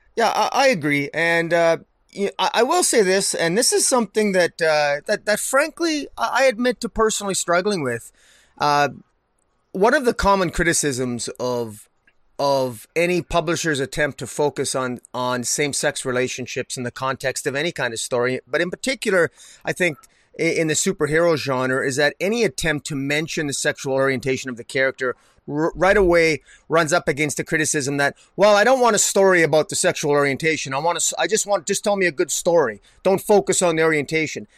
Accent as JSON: {"language": "English", "region": "Alberta", "country": "Canada", "said": "I'm from Redneck, Alberta here."}